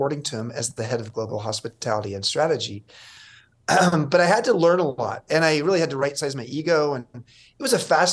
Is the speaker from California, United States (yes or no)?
yes; Southern California, United States; I grew up in Southern California and was born 5 miles from Disneyland